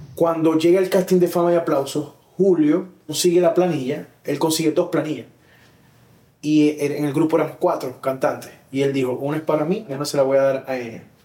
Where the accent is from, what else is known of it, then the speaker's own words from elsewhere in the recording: Maracaibo, Zulia, Venezuela; soy latino, soy maracucho y soy maravino